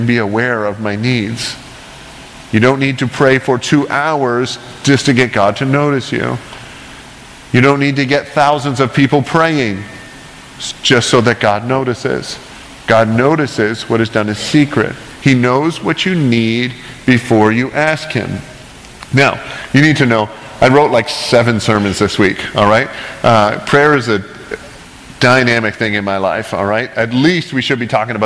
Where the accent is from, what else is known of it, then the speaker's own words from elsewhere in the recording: Canada; I grew up in Canada, a Christian country